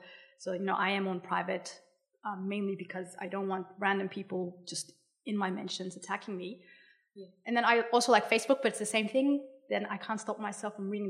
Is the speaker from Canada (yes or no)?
no; Australia; As a non-Indigenous Australian